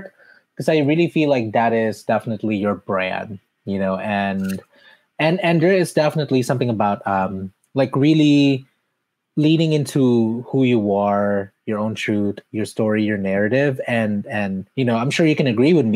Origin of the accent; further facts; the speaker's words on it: Mandaluyong, Metro Manila, Philippines; moved away; I was born in Mandaluyong City, which is not that far from Quezon City